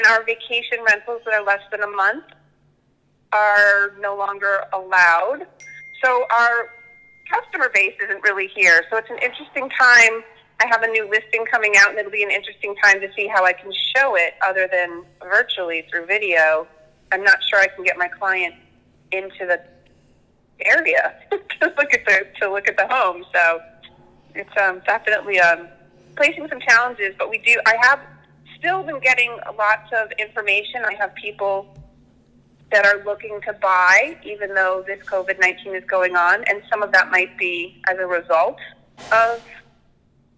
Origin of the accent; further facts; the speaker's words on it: Connecticut, United States; moved away; I'm actually from the Northeast in Connecticut, right outside of New York City.